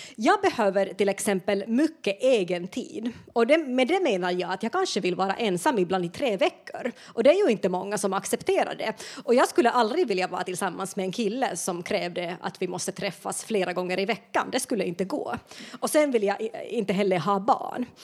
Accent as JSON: {"language": "Swedish", "country": "Finland", "moved": "as an adult", "lives_now": "Sweden", "said": "jag kommer från Finland och flyttade till Sverige i vuxen ålder"}